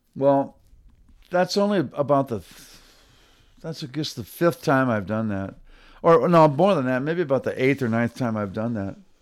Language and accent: English; Michigan, United States; moved away; I'm originally from Michigan.